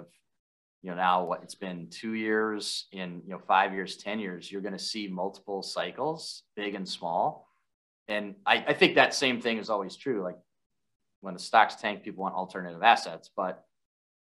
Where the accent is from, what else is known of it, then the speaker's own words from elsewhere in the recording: Minneapolis, Minnesota, United States; my hometown of Minneapolis